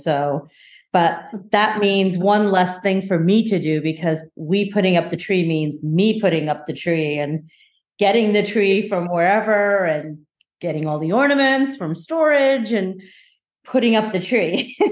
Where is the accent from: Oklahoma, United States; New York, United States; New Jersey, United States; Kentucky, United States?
New Jersey, United States; also born or lived in India; my first several years of growing up in in in this country in the states, um, I grew up in New Jersey